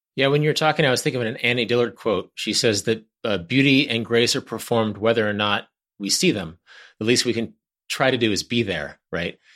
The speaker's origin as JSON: {"language": "English", "town": "Wichita", "region": "Kansas", "country": "United States", "tie": "born or raised there", "said": "We drove up to Kansas City from Wichita, my hometown"}